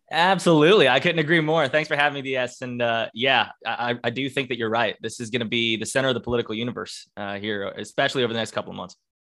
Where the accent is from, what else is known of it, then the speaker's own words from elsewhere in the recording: Duluth, Georgia, United States; also born or lived in Norcross, Georgia; I'm a lifelong Georgian. I'm a native Guynesian, you know, from Gwinnett County, which is, I guess, what we love to call ourselves. Um, and I grew up in Duluth